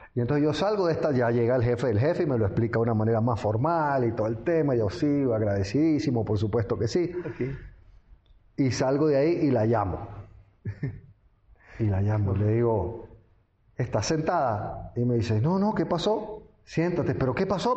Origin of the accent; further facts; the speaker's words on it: Venezuela; moved away as an adult; also born or lived in London, England / France / United States; yo nací en Londres, Inglaterra. pero mis padres eran venezolanos y yo al final me crié en Venezuela en general.